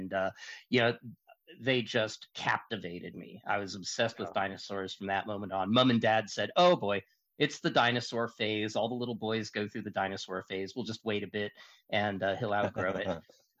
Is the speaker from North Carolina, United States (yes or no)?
no; Seattle, Washington, United States; now in Casper, United States; Well, I was born in Seattle, Washington, or greater Ketchikan.